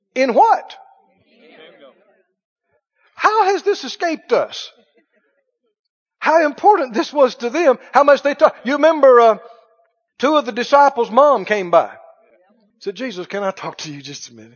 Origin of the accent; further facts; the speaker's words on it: United States; I'm an American.